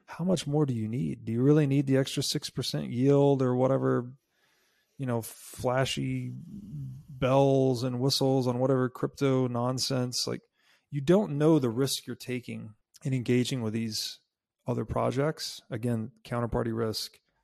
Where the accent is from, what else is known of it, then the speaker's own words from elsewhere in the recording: Tennessee, United States; moved away; I grew up in Tennessee.